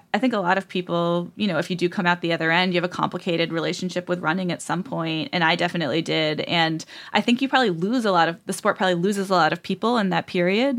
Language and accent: English; Southern Rhode Island, United States; in Southern Rhode Island, which is the backwater that I'm